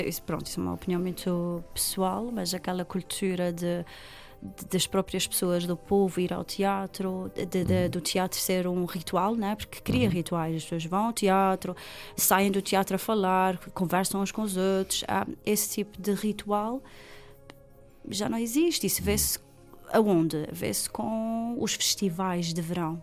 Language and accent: Portuguese; Ribeira Grande, Azores, Portugal; also born or lived in Lisbon; eu sou da Ribeirinha